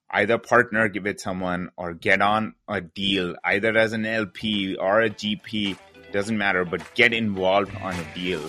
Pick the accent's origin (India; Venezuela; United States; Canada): India; moved away; I'm originally from India